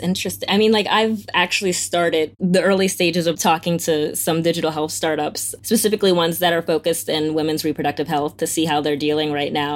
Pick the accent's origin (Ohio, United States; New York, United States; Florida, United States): Florida, United States; I'm from Florida